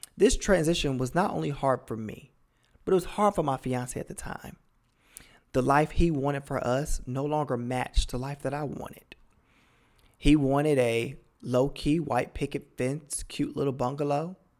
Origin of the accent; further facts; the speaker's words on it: Cleveland, Ohio, United States; I'm originally from Cleveland, Ohio, born and raised.